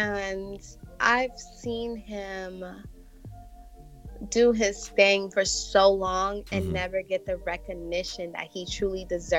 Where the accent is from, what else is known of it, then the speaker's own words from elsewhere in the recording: New York, United States; Yes, I was.